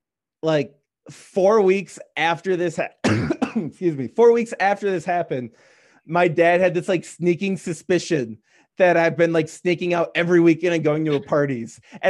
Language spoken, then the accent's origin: English; Union Grove area, Wisconsin, United States; we're in the Union Grove area. We're about hour north of the border if you stay west of the eye, but we're like just east, like we're just east of like central.